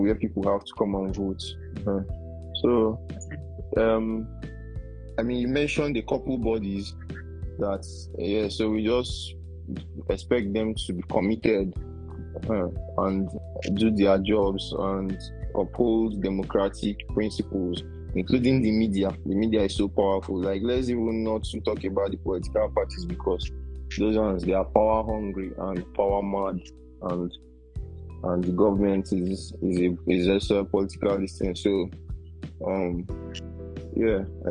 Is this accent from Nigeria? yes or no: yes; Nigeria; as Nigerian